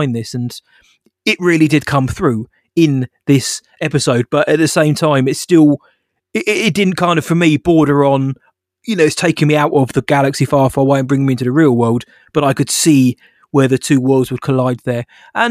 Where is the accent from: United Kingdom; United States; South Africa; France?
United Kingdom; we're British